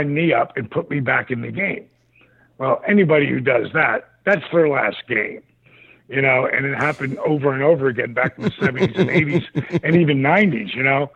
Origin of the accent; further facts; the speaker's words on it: Atlanta, Georgia, United States; my hometown of Atlanta